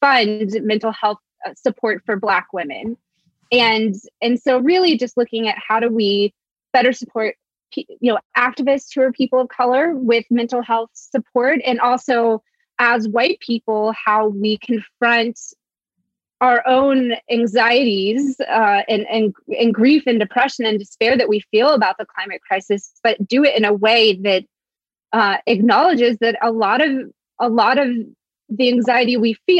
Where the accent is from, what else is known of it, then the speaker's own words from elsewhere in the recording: Blue Ridge Mountains, Appalachia, United States; also born or lived in Mississippi / Alabama; I was born in Mississippi. I grew up in the Blue Ridge Mountains